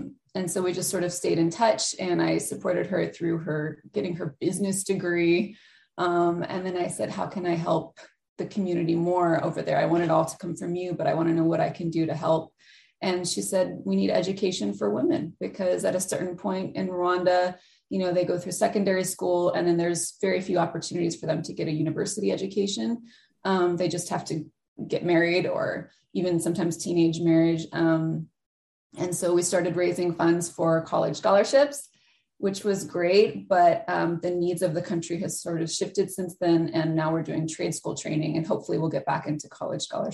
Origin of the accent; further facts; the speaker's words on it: Virginia, United States; now in California, United States; I grew up in Virginia